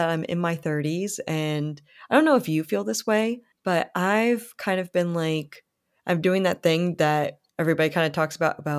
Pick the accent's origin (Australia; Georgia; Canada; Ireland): Canada; I have applied to go to a college to study to become a makeup artist in my home country of Canada.